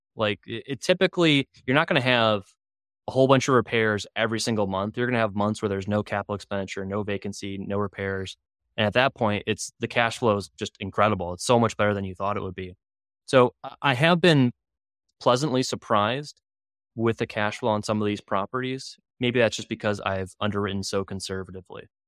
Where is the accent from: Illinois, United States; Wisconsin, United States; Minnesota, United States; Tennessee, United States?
Illinois, United States; Chicago; growing up in Chicago, you couldn't get anything